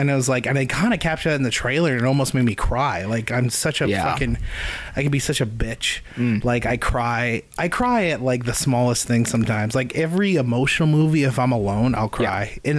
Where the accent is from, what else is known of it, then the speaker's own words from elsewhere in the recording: Dawson Creek, British Columbia, Canada; I'm from Dawson Creek. I'm a musician. I've been a musician since I was 13. I'm 26.